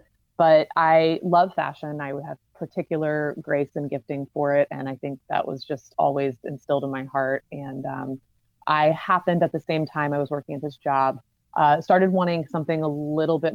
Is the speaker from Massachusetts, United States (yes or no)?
no; Charlotte, North Carolina, United States; moved away as an adult; now in New York, United States; I'm from Charlotte